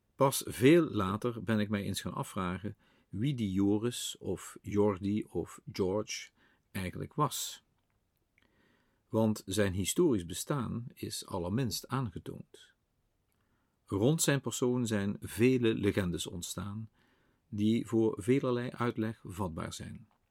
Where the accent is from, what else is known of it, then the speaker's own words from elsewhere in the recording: Limburg, Netherlands; bij ons in Limburg het draaksteken in Bezel